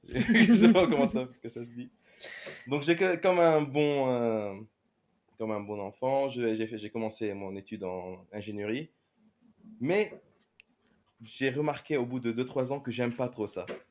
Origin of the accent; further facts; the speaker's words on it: Lebanon; moved away as an adult; now in France; je suis un CG generalist du Liban